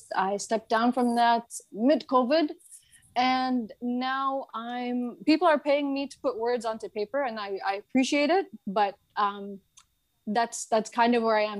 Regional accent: Mississauga, Ontario, Canada; moved away as an adult; now in Egypt; I grew up in the Egyptian community in Mississauga.

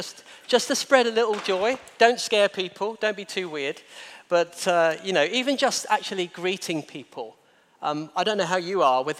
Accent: Kent, South East England, United Kingdom; now in Guernsey; I'm from Kent

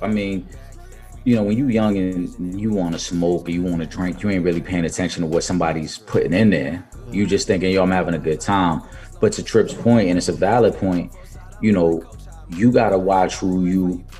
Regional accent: New York City, New York, United States; Growing up in Millbrook Projects

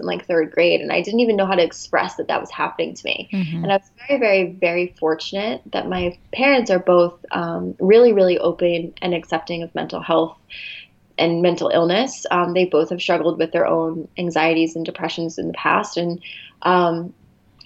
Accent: New Jersey, United States; moved away as an adult; also born or lived in Philadelphia area / Arizona; now in Los Angeles, United States; I grew up in New Jersey

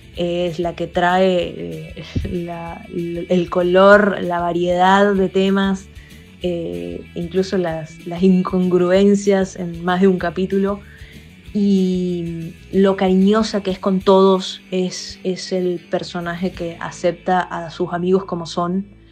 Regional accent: Venezuela; moved away as an adult; now in Argentina; soy venezolana viviendo en la Argentina desde hace unos años

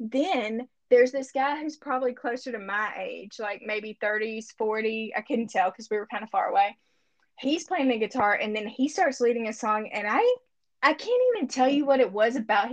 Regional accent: Monticello, United States; moved away as an adult; now in Bentonville, United States; the church that I grew up in Monticello

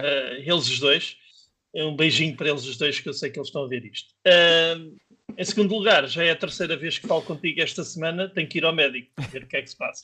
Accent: Lisbon, Portugal; cresci em Benfica, fui, fui criado em Benfica

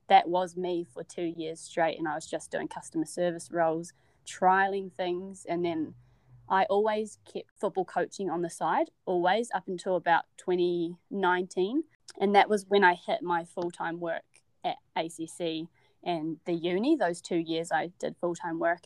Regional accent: Wellington, New Zealand; moved away as an adult; now in Dunedin, New Zealand; I'm originally from Wellington and um, born and raised in Wellington

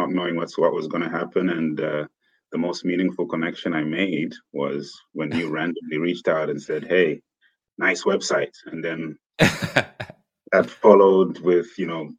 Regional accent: Zambia; moved away as an adult; also born or lived in United Kingdom / Tanzania; now in Silicon Valley, United States; I was born and raised in Zambia.

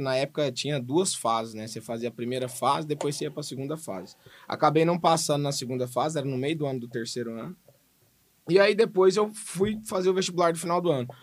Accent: Goiânia, Goiás, Brazil; eu sou de Goiânia, né, nasci em Goiânia, fui criado em Goiânia, estudei em Goiânia

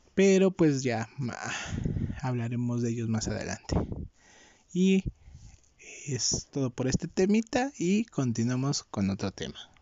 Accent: Mexico; yo, que soy de México

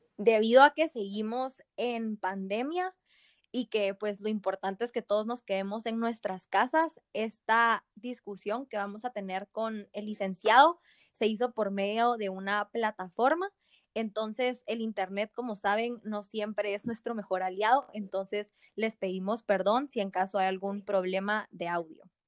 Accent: Guatemala; como guatemaltecos

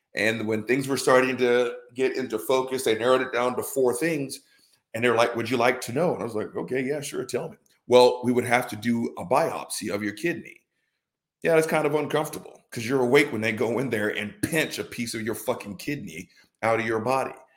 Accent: the South, United States; born and raised in the South

